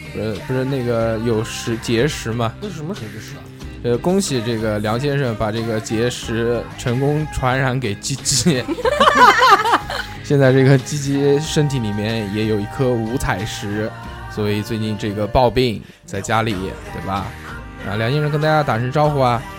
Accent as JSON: {"language": "Chinese", "town": "Nanjing", "region": "Jiangsu", "country": "China", "accent": "Nanjing dialect", "said": "我们南京话就叫弹子儿"}